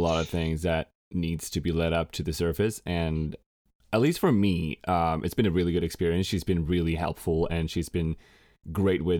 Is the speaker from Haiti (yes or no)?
no; Sweden; moved away as an adult; also born or lived in Los Angeles, United States; I moved back to Sweden from Los Angeles